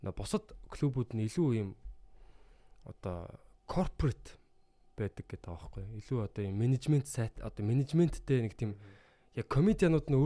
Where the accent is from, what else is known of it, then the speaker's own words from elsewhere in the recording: Mongolia; би юм Монголоос ирсэн мэрсэн